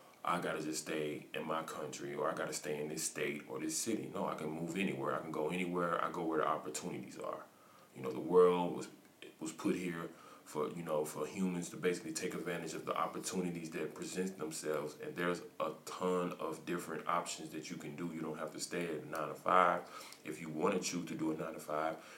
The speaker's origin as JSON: {"language": "English", "country": "United States", "moved": "as an adult", "said": "I'm from the United States of America."}